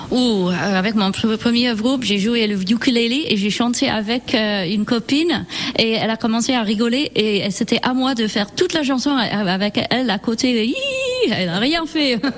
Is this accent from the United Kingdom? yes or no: yes; near Manchester, North West England, United Kingdom; French is a second language; moved away as an adult; now in France; Je suis née près de Manchester, en Angleterre